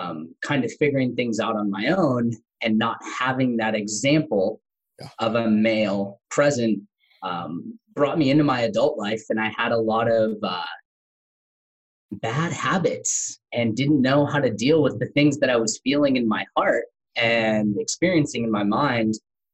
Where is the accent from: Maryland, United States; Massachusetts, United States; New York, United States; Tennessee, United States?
Tennessee, United States; accent: country; I grew up in Tennessee. So grew up on a small farm, in Tennessee, had a country accent, got to grow up all around the U.S. with my dad being in the military and special forces.